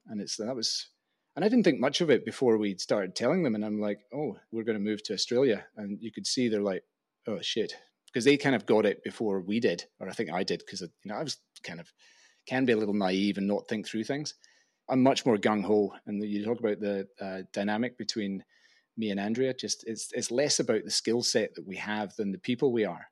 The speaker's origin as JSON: {"language": "English", "town": "Glasgow", "region": "Scotland", "country": "United Kingdom", "tie": "born or raised there", "also_born_or_lived": "Oxford", "moved": "as an adult", "said": "I loved growing up in Glasgow"}